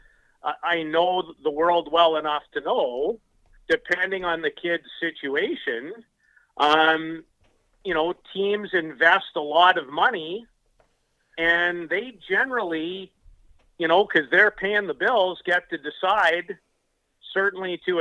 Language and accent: English; Canada; as a Canadian guy through and through